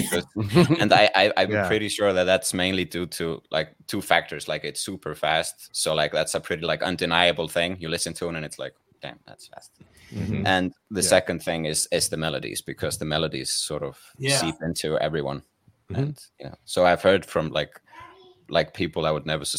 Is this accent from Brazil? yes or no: no; Akureyri, Northeastern Region, Iceland; I grew up in Akureyri, which is fairly close to Húsavík